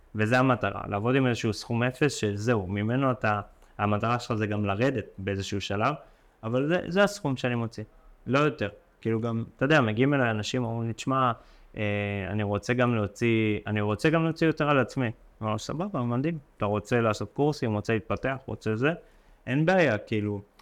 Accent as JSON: {"language": "Hebrew", "town": "Ashkelon", "region": "Southern District", "country": "Israel", "tie": "born or raised there", "said": "גרתי באשקלון, בשכונת עתיקות"}